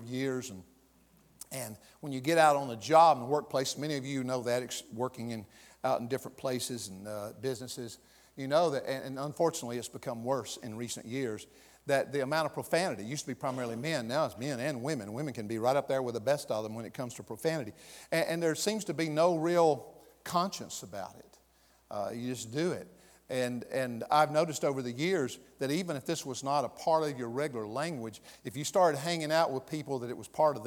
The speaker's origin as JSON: {"language": "English", "region": "the South", "country": "United States", "accent": "Southern", "moved": "yes", "said": "I moved back to the South here for a long time, I found that I could just slide right back into that and be Southern"}